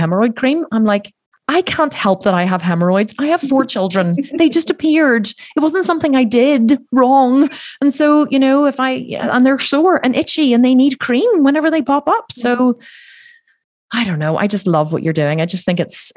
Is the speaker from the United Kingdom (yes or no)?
no; Ireland; I'm Irish and it's a very Catholic country. So like you're just brought up to believe that you're bad